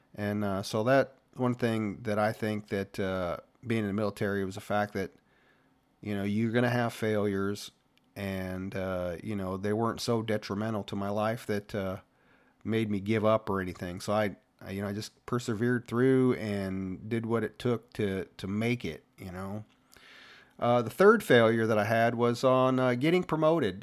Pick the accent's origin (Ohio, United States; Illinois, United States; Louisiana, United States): Ohio, United States; moved away as an adult; growing up in Ohio, I was blue-collar kinda guy